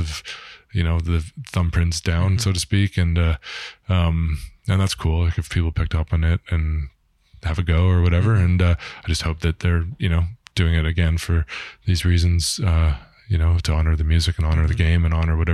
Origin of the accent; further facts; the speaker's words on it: Toronto, Ontario, Canada; grew up through the ranks in Toronto